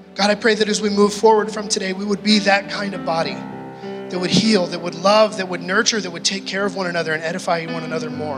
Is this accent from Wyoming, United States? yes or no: yes; Gillette, Wyoming, United States; moved away as an adult; also born or lived in British Columbia; I grew up in Gillette